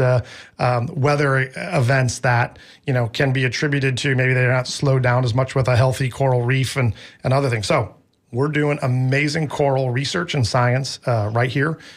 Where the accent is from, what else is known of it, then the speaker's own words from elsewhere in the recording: Midwest, United States; now in Tampa, United States; I grew up in the Midwest